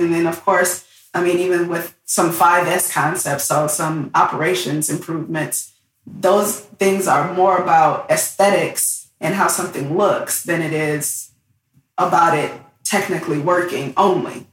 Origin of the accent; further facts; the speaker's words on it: Southfield, Michigan, United States; moved away as an adult; also born or lived in Detroit, Michigan; now in San Diego, United States; I'm originally from Detroit, Michigan. That's where I grew up, Southfield